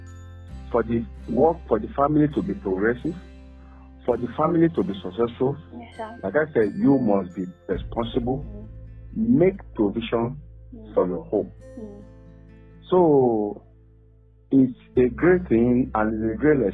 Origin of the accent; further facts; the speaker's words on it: Ekiti, Nigeria; We are both Yoruba. We are both from Ekiti